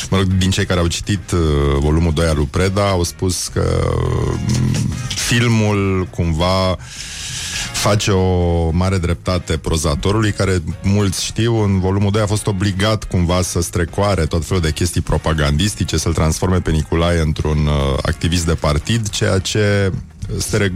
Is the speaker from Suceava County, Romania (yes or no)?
no; Brăila, Brăila County, Romania; sigur și eu sunt din Brăila.